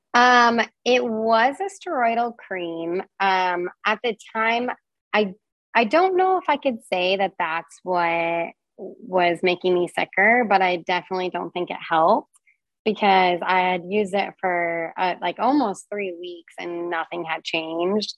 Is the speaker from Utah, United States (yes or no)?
no; Reno, Nevada, United States; moved away; also born or lived in Portland, Oregon; I grew up in uh, Reno, Nevada